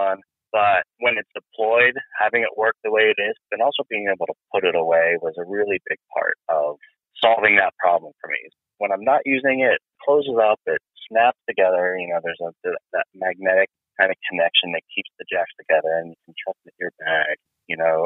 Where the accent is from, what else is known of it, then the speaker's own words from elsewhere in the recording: Northeast Ohio, United States; I'm from Ohio, Northeast Ohio. So there, when I was growing up, there's Lordstown and GM